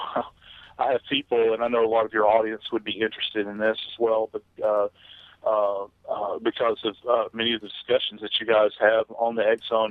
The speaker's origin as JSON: {"language": "English", "town": "New Orleans", "region": "Louisiana", "country": "United States", "tie": "born or raised there", "moved": "yes", "said": "I love the place. It's my hometown"}